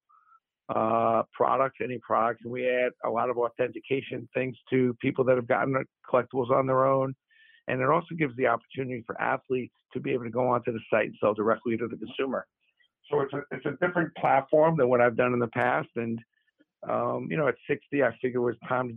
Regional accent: New York City, New York, United States; also born or lived in Syracuse; grew up in Brooklyn

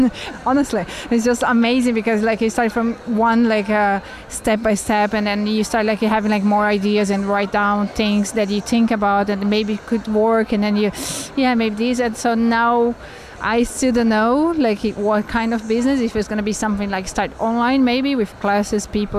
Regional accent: Brazil; moved away as an adult; I'm from Brazil and I'm pastry chef. I had my restaurant for the past like 3 years in Brazil

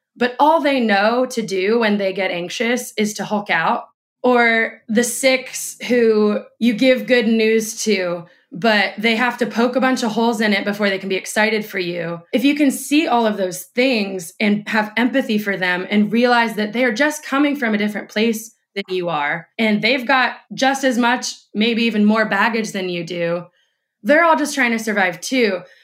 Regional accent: Indiana, United States; moved away as an adult; now in Austin, United States; when I was working in politics in Indiana, my hometown

